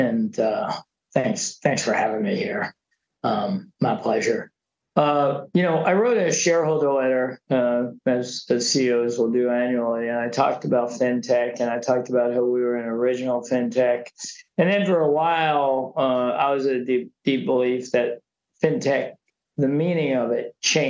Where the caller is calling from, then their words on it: New York, United States; I'm coming from New York.